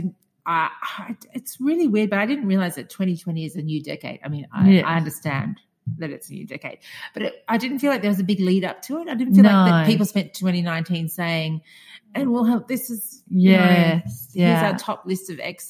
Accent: Australia; moved away as an adult; now in Hamburg, Germany; I haven't been to Australia for 4 years, but I still feel Australian. Yeah. I still say I'm Australian.

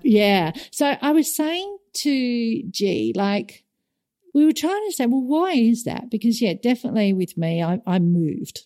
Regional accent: Australia; moved away; as an Aussie

